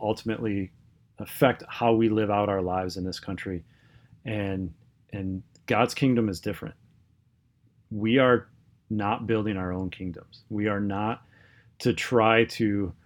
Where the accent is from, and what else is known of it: United States